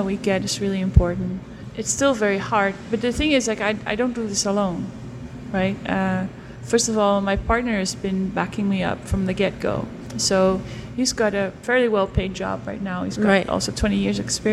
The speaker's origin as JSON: {"language": "English", "town": "Stadskanaal", "region": "Groningen", "country": "Netherlands", "said": "I'm from the north of the Netherlands."}